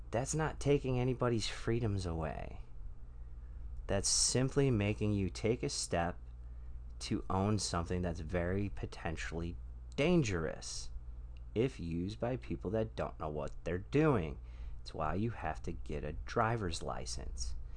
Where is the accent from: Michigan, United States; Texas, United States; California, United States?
Michigan, United States; moved away; I'm from Michigan originally